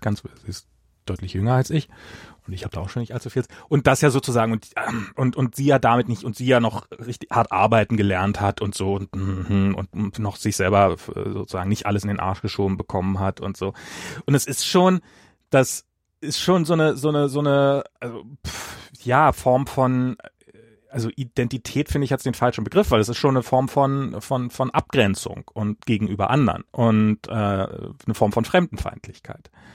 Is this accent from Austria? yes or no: no; East Germany, Germany; moved away as an adult; also born or lived in Russia; now in United States; ich bin im Osten und habe dann halt noch meine Kindheit noch in Russland äh, verbracht, einen Teil meiner Kindheit